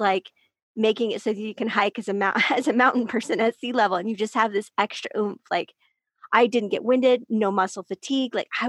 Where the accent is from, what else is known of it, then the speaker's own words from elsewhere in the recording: Salt Lake City, Utah, United States; I am Salt Lake. I am from Salt Lake. I'm up at this high altitude